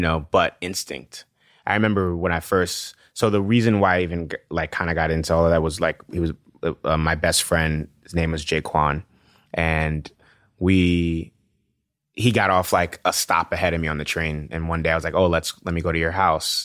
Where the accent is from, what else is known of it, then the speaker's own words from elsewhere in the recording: New York City, New York, United States; also born or lived in Nigeria / Washington, D.C.; growing up in the South Bronx, it's like you're, f, you're fighting everywhere you go